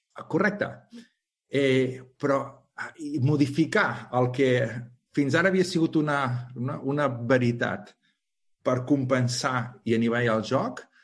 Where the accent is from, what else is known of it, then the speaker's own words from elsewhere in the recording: Calella, Catalonia, Spain; jo sóc de Calella, d'un poble